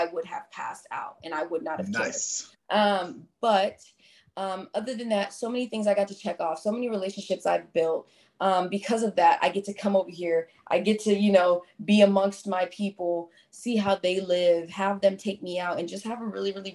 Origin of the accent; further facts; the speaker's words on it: United States; I'm an American